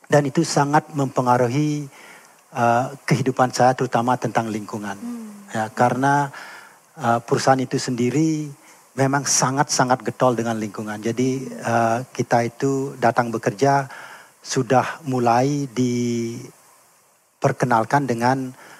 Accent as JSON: {"language": "Indonesian", "region": "Bali", "country": "Indonesia", "also_born_or_lived": "United States", "said": "jati diri kita sebagai orang Bali"}